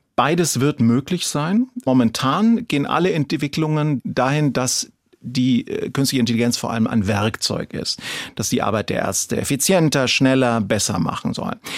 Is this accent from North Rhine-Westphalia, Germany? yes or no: no; Franconia, Bavaria, Germany; ich bin ja Franke und kein Schwabe